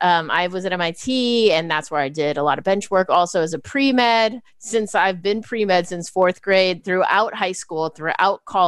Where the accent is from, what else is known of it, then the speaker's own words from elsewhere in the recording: Bay Area, California, United States; also born or lived in Chicago / Taiwan; I've been in California since kindergarten. And so I'm one of the few Bay Area born or ish